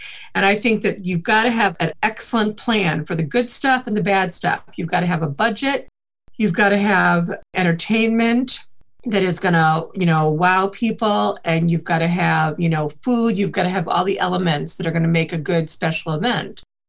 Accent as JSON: {"language": "English", "region": "Midwest", "country": "United States", "accent": "Midwest", "said": "But I think the Midwest accent is actually the really cleanest accent. And I do try not to have it."}